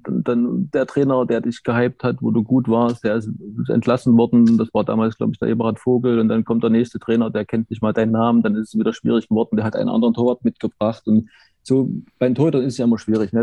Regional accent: Erfurt, Thuringia, Germany; also born or lived in Jena; damals war halt Erfurt mehr der Bezugspunkt als kleiner, als kleines Kind, sieben, acht, neun Jahre

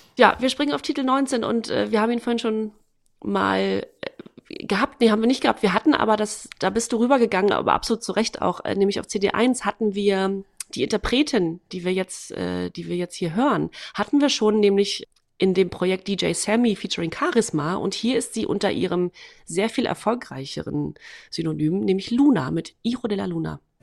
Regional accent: Waren, Mecklenburg-Vorpommern, Germany; moved away; in meiner Heimatstadt. Äh, und da war gleichzeitig, das ist Waren-Müritz

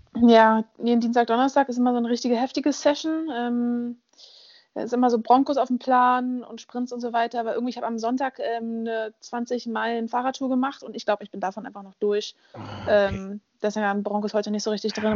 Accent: Berlin, Germany; moved away; Ich bin in Berlin aufgewachsen, da funktioniert die BVG

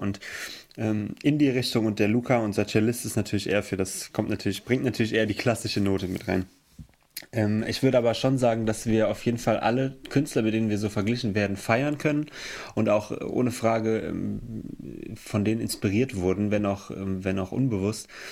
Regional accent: Emmelshausen, Rhineland-Palatinate, Germany; Wir kommen aus Emmelshausen. Das ist im Hunsrück

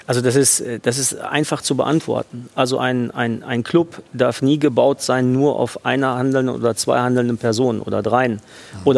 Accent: Dortmund, North Rhine-Westphalia, Germany; born there; am Ende bin ich in Dortmund geboren, habe dort lange gearbeit, äh, gearbeitet.

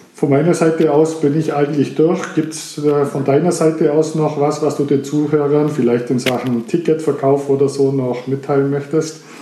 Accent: Germany; bei uns in Deutschland

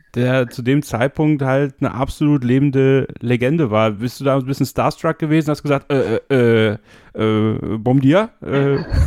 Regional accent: Germany; Bei uns in Deutschland

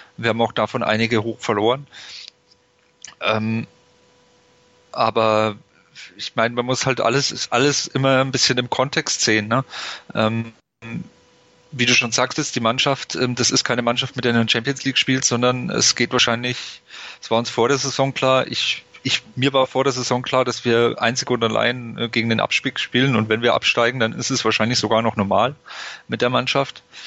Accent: Nuremberg, Bavaria, Germany; ich komme aus Nürnberg, ich habe es relativ einfach zum Stadion

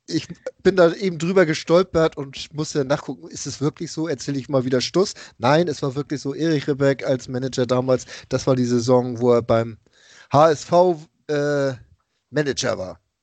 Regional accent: Hamburg, Germany; als Hamburger

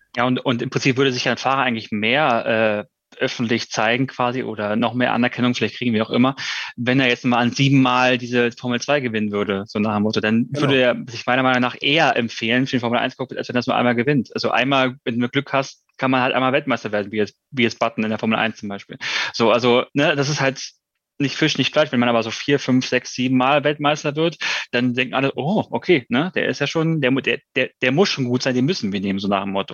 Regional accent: Germany; wir sind einfach als Deutsche

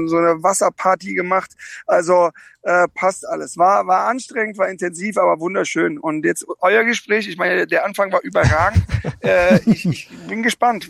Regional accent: Karlsruhe, Baden-Württemberg, Germany; moved away; ich bin gerade in Karlsruhe in meiner alten Heimat

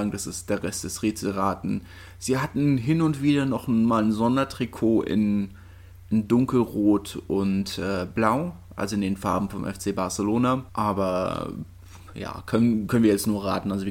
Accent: Berlin, Germany; für mich als äh, Berliner und Hertaner

